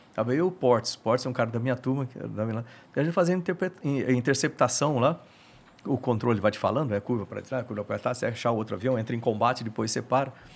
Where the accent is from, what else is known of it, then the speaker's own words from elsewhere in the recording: Bauru, São Paulo, Brazil; moved away; eu sou lá de Bauru